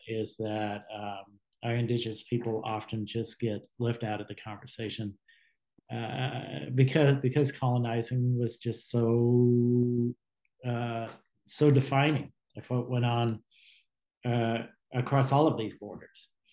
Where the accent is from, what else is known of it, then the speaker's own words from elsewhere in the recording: Southern California, United States; now in Washington State, United States; I grew up in Southern California uh, in a rural area